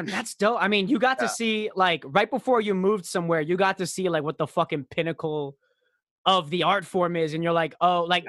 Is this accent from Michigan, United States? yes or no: yes; Royal Oak, Michigan, United States; I was born outside of Royal Oak, Michigan. Born outside of at Royal Oak Hospital